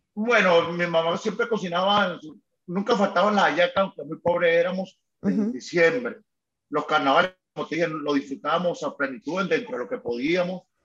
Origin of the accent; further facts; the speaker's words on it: Caracas, Capital District, Venezuela; soy de Antímano